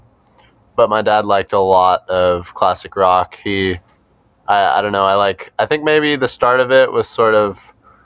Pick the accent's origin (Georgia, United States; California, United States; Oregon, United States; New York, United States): Oregon, United States; Southern; now in Eugene, United States; I'm just from like Southern Oregon